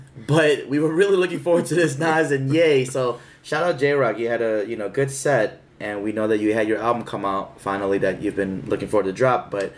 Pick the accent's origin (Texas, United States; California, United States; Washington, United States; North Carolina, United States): California, United States; And I'm from Cali, you know.